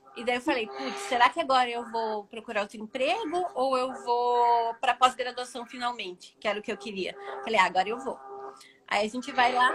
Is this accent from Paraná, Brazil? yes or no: yes; Paraná, Brazil; eu sou daqui do Paraná mesmo